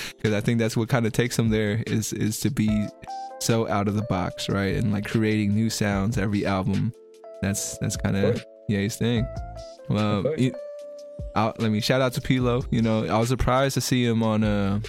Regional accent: the Bay Area, California, United States; I'm from the Bay

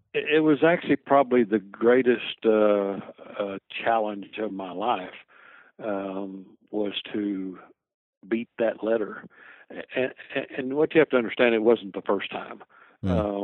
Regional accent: Lowell, Arkansas, United States; also born or lived in Fort Knox, Kentucky; I was pretty much raised in Lowell, Arkansas, on a farm

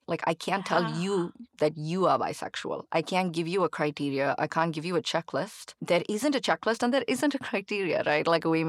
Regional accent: Chennai, Tamil Nadu, India; growing up in India, especially in Chennai, which is, of course, a conservative culture

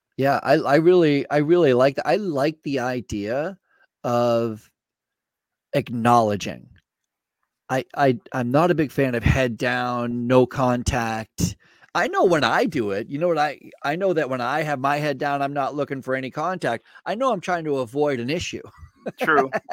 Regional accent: Vermont, United States; I grew up in Vermont and I okay. started my healthcare career in Vermont

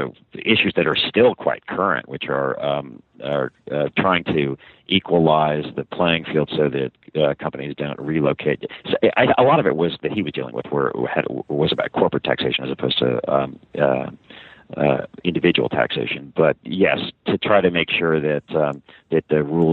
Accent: Montgomery County, Maryland, United States; also born or lived in New York City / Paris; I grew up from about age five in Montgomery County, Maryland, actually, just in the, believe it or not, in the D.C. suburbs

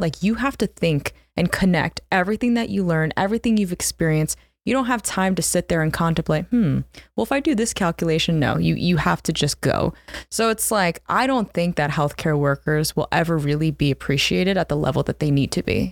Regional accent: New Jersey, United States; also born or lived in Philadelphia; I grew up in South Jersey, so almost kind of a Philly girl

